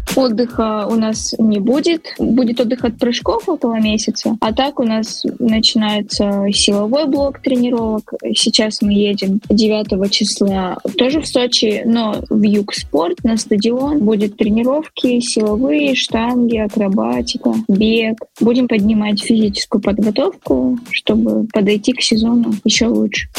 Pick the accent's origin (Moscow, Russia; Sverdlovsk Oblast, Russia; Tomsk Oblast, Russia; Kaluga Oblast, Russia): Sverdlovsk Oblast, Russia; Nizhny Tagil; в родном городе Нижний Тагил